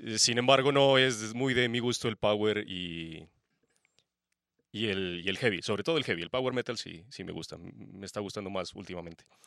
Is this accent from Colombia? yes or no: yes; Pasto, Nariño, Colombia; Pastense, obviamente. Soy de Pasto.